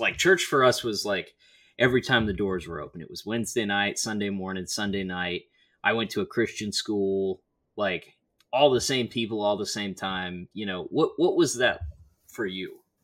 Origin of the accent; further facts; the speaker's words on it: Southern Michigan, United States; now in Kansas, United States; I grew up in Michigan, and, like, it was, like, Southern Michigan.